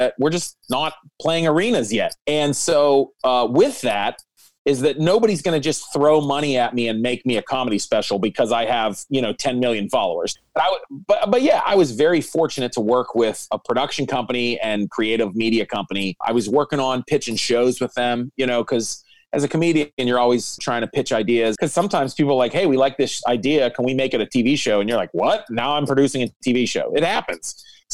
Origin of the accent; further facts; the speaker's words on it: Pittsburgh, Pennsylvania, United States; in my hometown